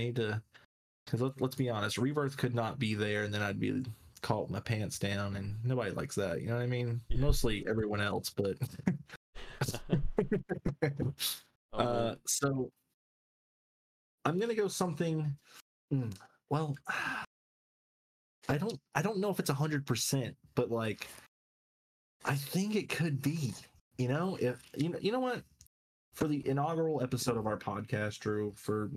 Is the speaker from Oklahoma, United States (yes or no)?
no; North Carolina, United States; We're from North Carolina, if you didn't know, so NC boys for life.